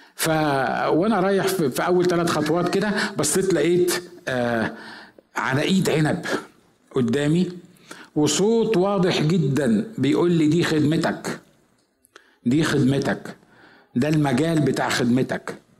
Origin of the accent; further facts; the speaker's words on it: village near El Ghanayem, Asyut Governorate, Egypt; moved away; رحت أزور قرية في بلدنا اللي هي قرية جنب قريتنا